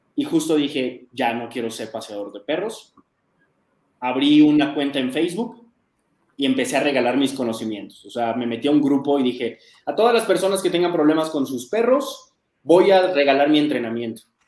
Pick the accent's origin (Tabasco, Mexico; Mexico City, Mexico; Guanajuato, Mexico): Mexico City, Mexico; also born or lived in United States; yo soy de la Ciudad de México, acá en México